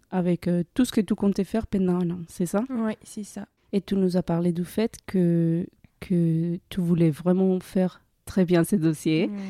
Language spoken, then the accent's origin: French; Colombia; now in France; en 2017, j'ai quitté la Colombie pour venir en France.